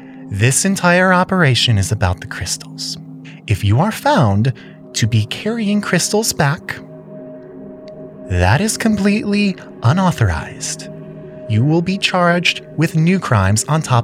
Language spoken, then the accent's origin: English; United States; As an American